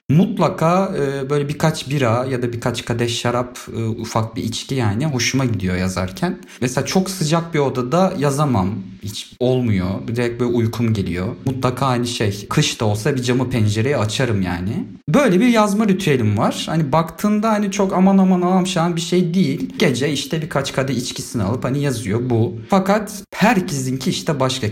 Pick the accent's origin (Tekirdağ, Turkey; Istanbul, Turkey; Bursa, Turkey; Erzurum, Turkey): Istanbul, Turkey; moved away; also born or lived in Fethiye / Ankara; Şöyle evet ben İstanbul'da doğdum. Liseyi Fethiye'de bitirdim.